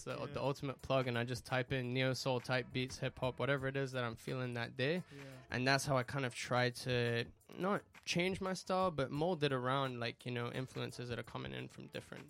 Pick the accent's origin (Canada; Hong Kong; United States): Hong Kong; I'm British and Spanish, but I grew up in Hong Kong, man. So, wow. 852, that's the country code I'm repping.